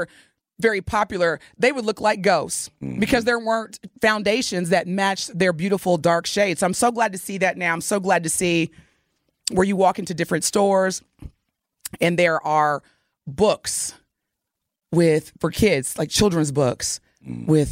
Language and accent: English; Southern Indiana, United States; growing up in Southern Indiana